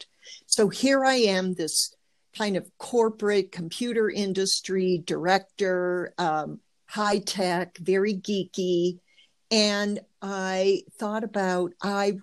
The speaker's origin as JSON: {"language": "English", "town": "Detroit", "region": "Michigan", "country": "United States", "tie": "born or raised there", "also_born_or_lived": "California", "moved": "as an adult", "said": "I grew up in the suburbs of Detroit, Motown"}